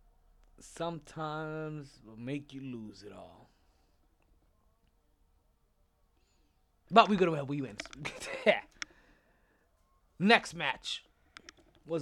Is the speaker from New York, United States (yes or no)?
yes; New York City, New York, United States; My hometown of Brooklyn, New York